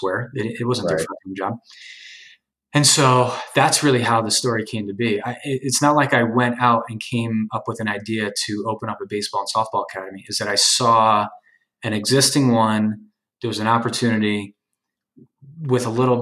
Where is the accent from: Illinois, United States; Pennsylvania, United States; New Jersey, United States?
New Jersey, United States; also born or lived in Hoboken, New Jersey; my hometown in New Jersey